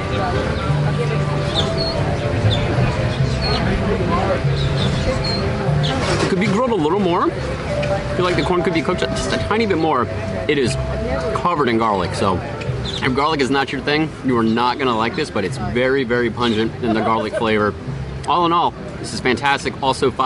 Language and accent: English; Virginia, United States; moved away; I come from Virginia